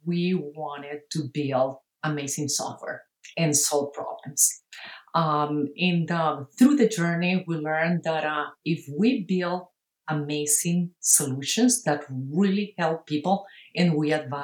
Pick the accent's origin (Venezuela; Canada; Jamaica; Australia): Venezuela; Caracas, Capital District; moved away as an adult; now in United States; I'm originally from Caracas, Venezuela